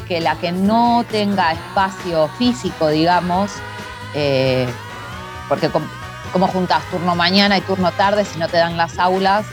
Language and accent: Spanish; Quilmes, Buenos Aires Province, Argentina; yo soy de provincia, zona sur, Quilmes